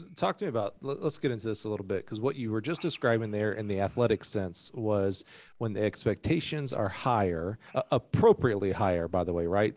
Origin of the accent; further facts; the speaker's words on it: Alabama, United States; moved away; I grew up in Alabama